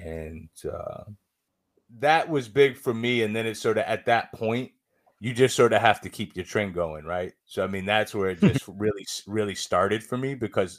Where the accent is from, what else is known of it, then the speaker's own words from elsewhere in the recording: Syracuse, New York, United States; I'm from Syracuse, New York.